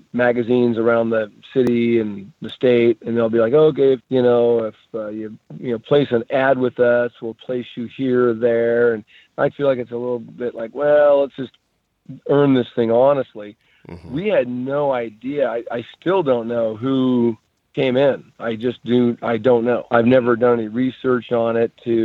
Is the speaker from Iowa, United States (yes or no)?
no; Alaska, United States; moved away; I was born in Alaska and fished for 20 something years